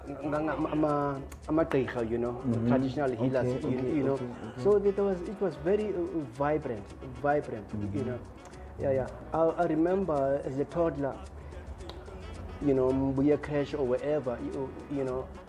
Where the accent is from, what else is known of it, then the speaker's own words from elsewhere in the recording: Cape Town, Western Cape, South Africa; I started back in Cape Town where I was born. I was born in Kwalanga Township and then moved to Guguletu in 1975.